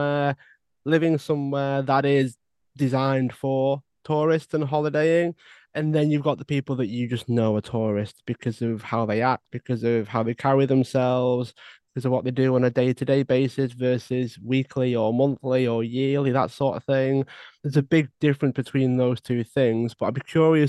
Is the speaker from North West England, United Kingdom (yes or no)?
yes; around Liverpool, North West England, United Kingdom; I'm around there